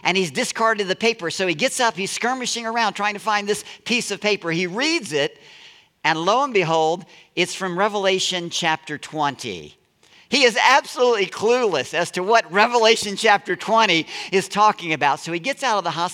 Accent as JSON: {"language": "English", "region": "Deep South", "country": "United States", "tie": "born or raised there", "said": "I was raised in the Deep South"}